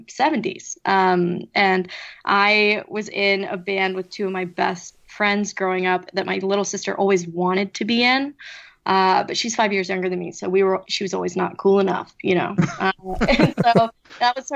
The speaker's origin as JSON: {"language": "English", "town": "Kansas City", "region": "Missouri", "country": "United States", "tie": "born or raised there", "moved": "yes"}